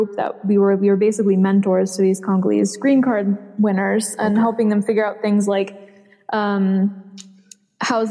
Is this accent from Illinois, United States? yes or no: yes; Chicago suburbs, Illinois, United States; I grew up in the Chicago suburbs.